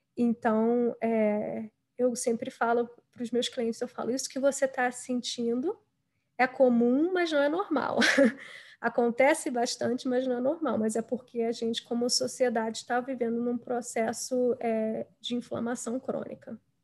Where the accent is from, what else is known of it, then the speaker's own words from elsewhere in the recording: Brazil; moved away as an adult; also born or lived in Rio de Janeiro; now in United States; eu hoje em dia moro nos Estados Unidos, mas eu nasci e cresci no Brasil